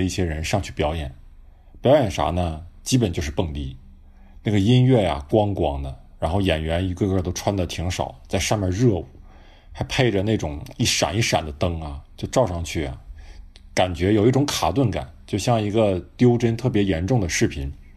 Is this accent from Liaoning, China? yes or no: yes; Yingkou, Liaoning, China; 我的老家在辽宁营口，啊，是一个很小的海滨城市